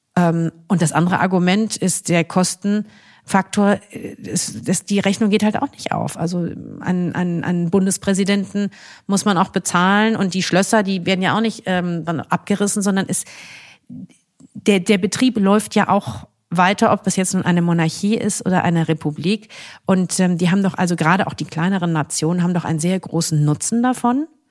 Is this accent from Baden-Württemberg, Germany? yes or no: no; Essen, North Rhine-Westphalia, Germany; also born or lived in Kassel; now in Cologne, Germany; Ich komme nun mal aus Essen